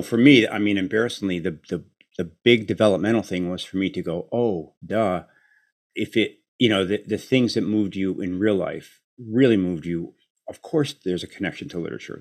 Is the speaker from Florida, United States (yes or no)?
no; Chicago, Illinois, United States; I grew up in Chicago